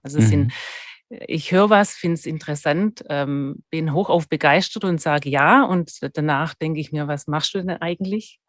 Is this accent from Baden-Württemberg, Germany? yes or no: yes; Stuttgart, Baden-Württemberg, Germany; accent: Swabian; moved away as an adult; also born or lived in Freiburg; now in Vorarlberg, Austria; Also ich habe in, in Stuttgart bin ich aufgewachsen, was man immer noch hört